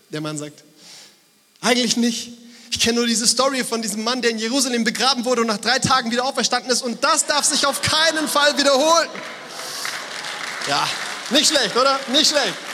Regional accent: Frankfurt, Hesse, Germany; Bei uns in Frankfurt sagt man Gude.

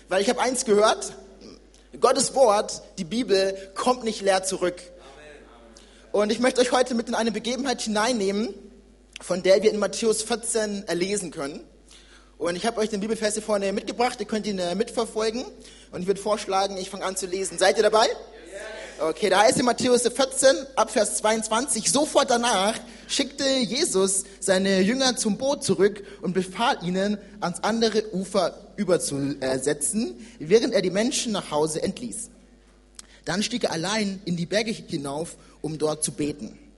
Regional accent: Nuremberg, Bavaria, Germany; Ich bin in Nürnberg geboren und aufgewachsen und vor zwei Jahren bin ich in die Nähe von Frankfurt gezogen, um dort äh, Theologie zu studieren

